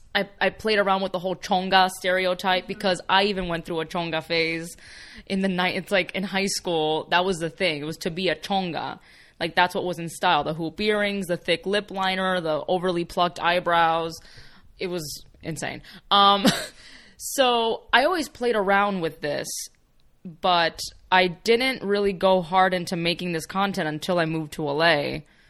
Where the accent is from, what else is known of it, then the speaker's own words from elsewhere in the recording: Miami, Florida, United States; first language Spanish; English is a second language; moved away as an adult; now in Los Angeles, United States; So even in Miami, I was surrounded by a lot of that.